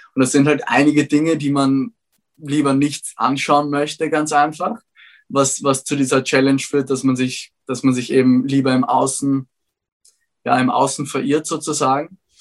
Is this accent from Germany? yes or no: no; Vienna, Austria; Ich bin zwar in Wien aufgewachsen